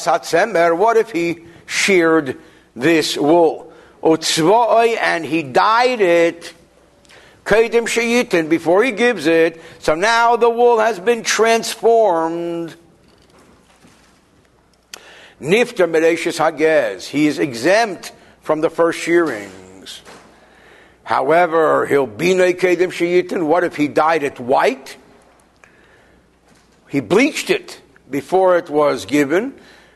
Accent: Newark, New Jersey, United States; where I grew up in Newark

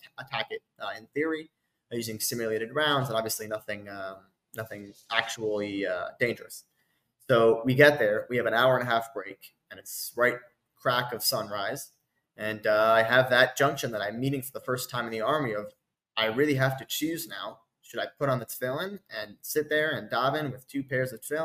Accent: United States; now in Israel; I'm an American, I'm an Israeli, I'm a soldier, I'm a commander.

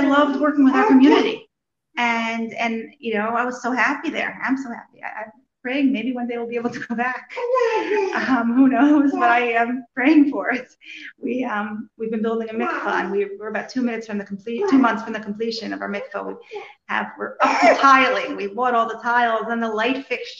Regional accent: Morristown, New Jersey, United States; moved away as an adult; now in Chernihiv, Ukraine; I grew up in Morristown, New Jersey.

